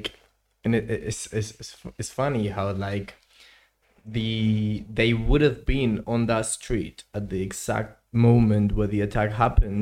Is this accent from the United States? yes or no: no; Spain; now in London, United Kingdom